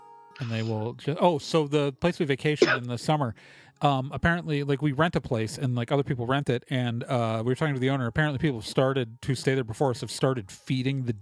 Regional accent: Milwaukee, Wisconsin, United States; also born or lived in Chicago, Illinois; I grew up in Milwaukee

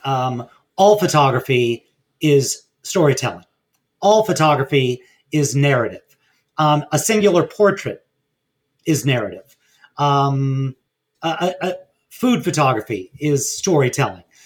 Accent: Los Angeles, California, United States; working at a small camera store in my hometown of Pacific Palisades

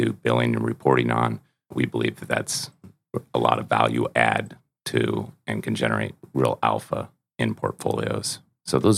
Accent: Seattle, Washington, United States; I grew up in Seattle, outside of Seattle

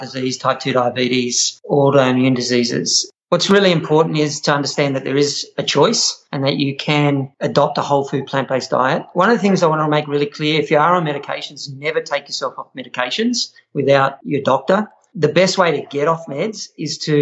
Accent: Australia

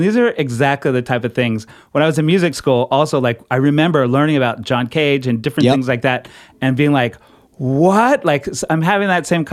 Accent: Houston, Texas, United States; moved away as an adult; now in Brooklyn, United States; I'm in Brooklyn now, but I'm from Texas

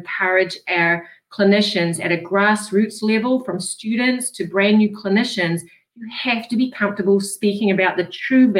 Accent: Rhode Island, United States; Well, I'm pleased that you realize I'm from Rhode Island

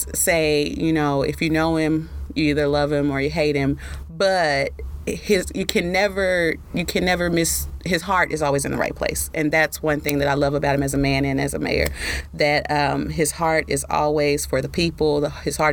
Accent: Dallas, Texas, United States; I'm from Southern Dallas, as a matter of fact. And for a long time, you know, I was probably one of those kids that didn't really leave my neighborhood much except to go to school

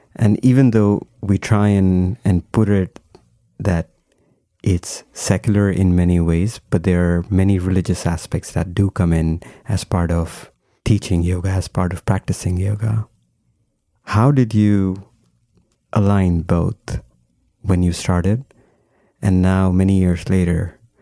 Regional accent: India; now in United States; I, I grew up in India, but then I was here for a long time.

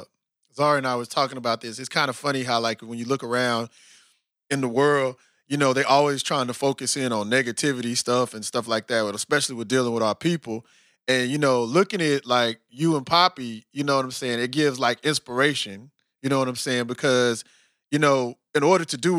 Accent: Austin, Texas, United States; I'm from Austin, Texas, right? Austin, Texas is the home of Whole Foods, right? And and I was born in 78

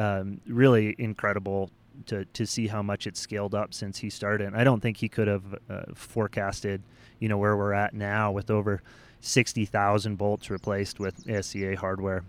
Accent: United States; as American climbers

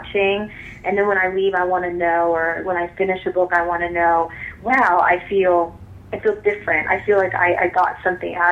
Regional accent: Illinois, United States; now in Los Angeles, United States; I'm originally from the Midwest. I'm from Illinois

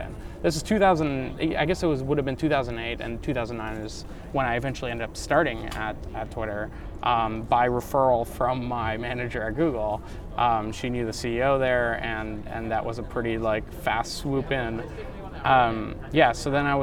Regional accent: Ottawa, Ontario, Canada; also born or lived in Romania / Germany; So when I was from 3 years old on in Ottawa, Canada, that's where I grew up.

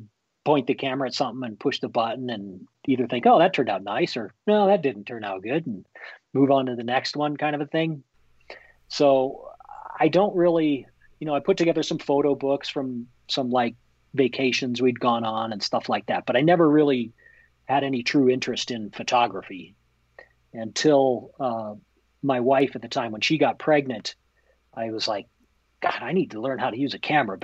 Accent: Jackson, Wyoming, United States; I was born and raised here in Jackson, and lived here most of my adult life.

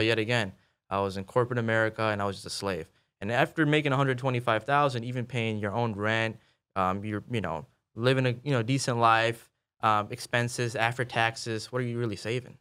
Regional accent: Chicago, Illinois, United States; moved away as an adult; also born or lived in Kansas City, Missouri; I'm born and raised in Chicago

